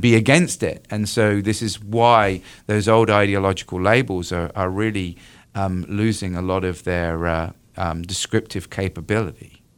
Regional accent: United Kingdom; moved away as an adult; now in North Carolina, United States; I'm originally from the U K.

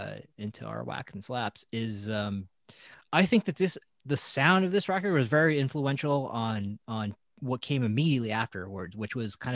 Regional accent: California, United States; And Neverland Ranch is close to where we grew up in Santa Barbara County.

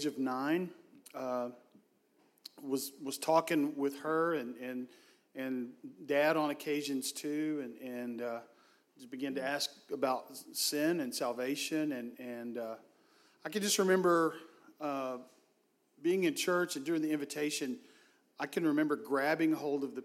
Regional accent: Hurst, Texas, United States; I grew up in the Metroplex in Hearst, Texas

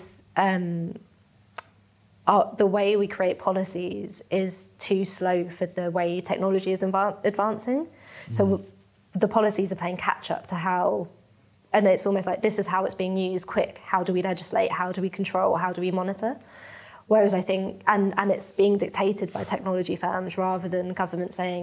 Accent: London, United Kingdom; also born or lived in Mauritius / Surrey; now in Manchester, United Kingdom; I'm Mauritian, so it's I'm of Indian heritage from a country that's in Africa, but grew up in London and now live in Manchester.

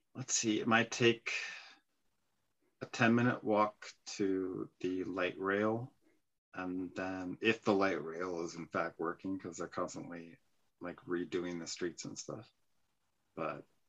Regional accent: San Francisco, California, United States; moved away; I was actually born in San Francisco

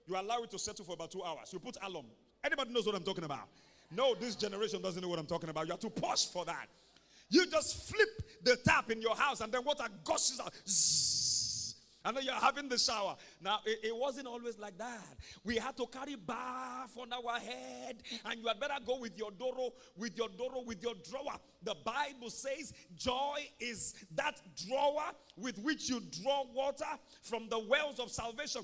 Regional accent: Ibadan, Oyo, Nigeria; When I was growing up in Mokola, we used to go early in the morning to go and fetch water from the well

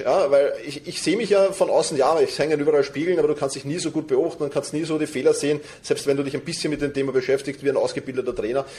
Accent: Vienna, Austria; woher komme ich? Aus Wien.

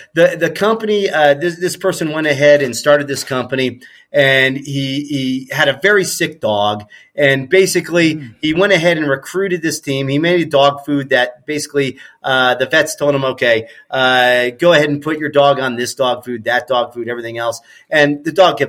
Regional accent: Ohio, United States; growing up in Ohio

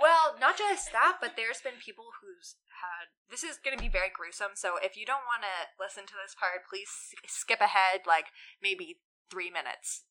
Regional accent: Newfoundland and Labrador, Canada; we're both from Newfoundland

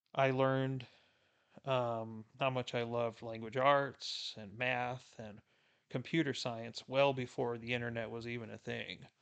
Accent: South Texas, United States; born or raised there

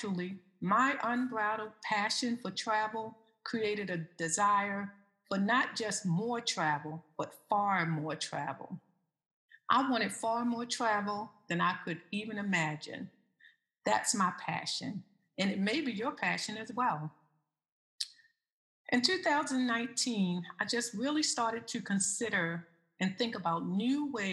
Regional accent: Eastern Shore of Maryland, United States; road trips to the Eastern Shore of Maryland with my family. That's my hometown.

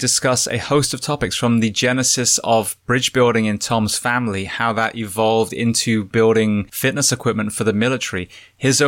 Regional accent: United Kingdom; moved away; where I was born in the UK

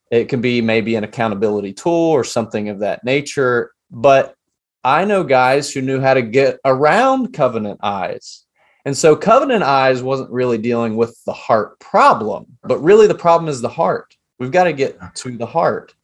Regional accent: Appalachia, United States; I'm telling an Appalachian story here. Growing up in a little Baptist church

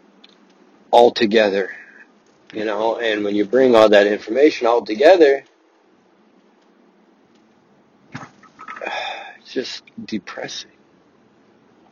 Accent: Russia; I was born in Russia

